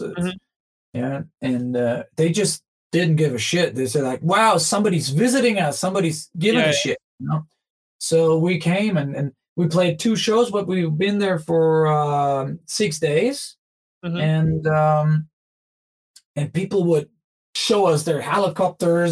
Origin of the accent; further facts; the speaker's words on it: Germany; growing up in Germany